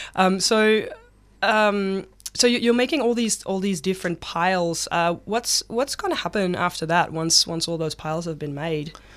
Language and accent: English; Netherlands; now in Victoria, Australia; I'm from the Netherlands originally